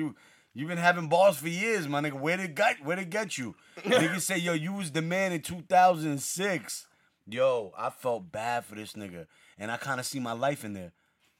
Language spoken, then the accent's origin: English; Bronx, New York, United States; And I'm from the Bronx.